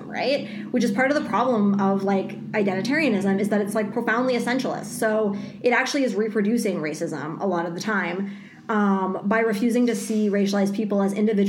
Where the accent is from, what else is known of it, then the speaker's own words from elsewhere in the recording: Canada; we are Canadian